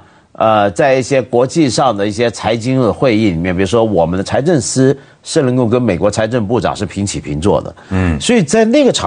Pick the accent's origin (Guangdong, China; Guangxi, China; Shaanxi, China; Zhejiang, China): Guangdong, China; 就是就像我们广东人一句话。讲 sorry 当食生菜。